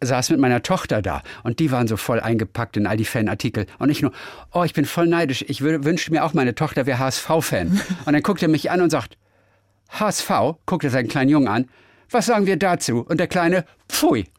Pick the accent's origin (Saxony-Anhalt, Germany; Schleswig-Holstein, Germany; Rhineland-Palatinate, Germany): Schleswig-Holstein, Germany; Lübeck; moved away; also born or lived in Lower Saxony; Ich komme aus Lübeck und ich bin ganz oft da. Ich bin ja ein Kind das, von der Ostsee.